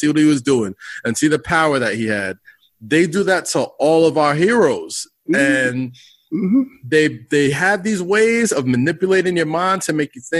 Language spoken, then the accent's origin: English; New York, United States; I grew up in New York, but I went to middle school in Staten Island